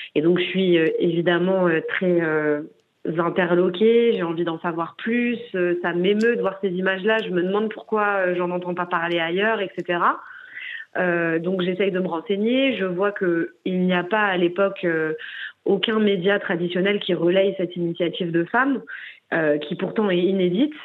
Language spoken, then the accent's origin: French; Paris, Île-de-France, France; moi j'ai grandi dans le 20e arrondissement de Paris